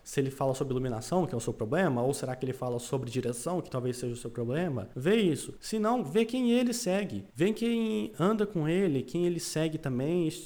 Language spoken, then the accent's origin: Portuguese; Paraná, Brazil; eu sou do Paraná